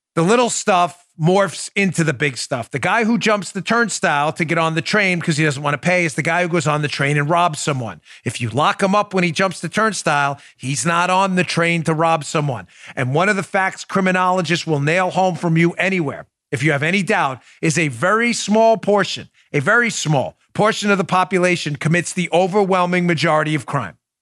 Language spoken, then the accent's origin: English; New York City, New York, United States; moved away; when I grew up in New York thirty years ago